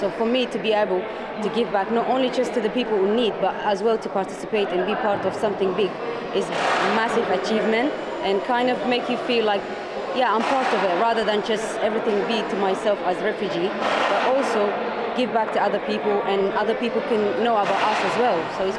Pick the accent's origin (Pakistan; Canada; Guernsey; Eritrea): Eritrea; now in Kent, United Kingdom; I'm from Eritrea, and I'm really happy to come here.